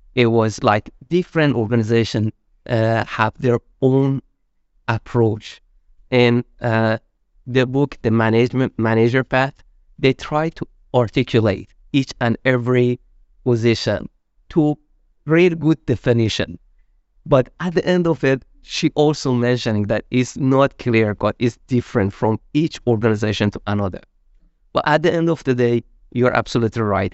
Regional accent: Iran; moved away as an adult; also born or lived in Malaysia; now in Sweden; I'm originally from Iran

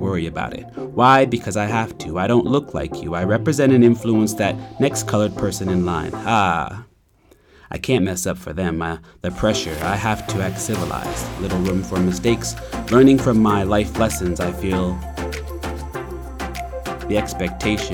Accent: Preston, Nova Scotia, Canada; I knew I was from Preston, but where was I really from?

